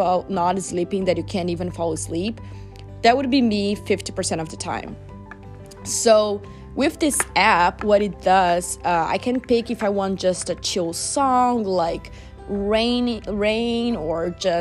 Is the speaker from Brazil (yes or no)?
yes; Brazil; now in United States; we are from Brazil